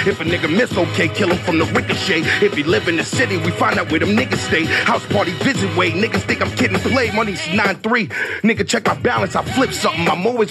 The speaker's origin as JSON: {"language": "English", "town": "Harlem", "region": "New York", "country": "United States", "said": "Talk to me, Flex. I'm from Harlem, man."}